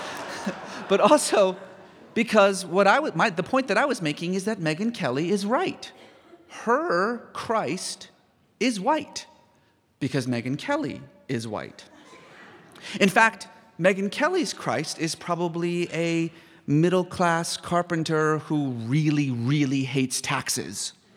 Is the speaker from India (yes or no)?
no; Iran; moved away; I was born in Iran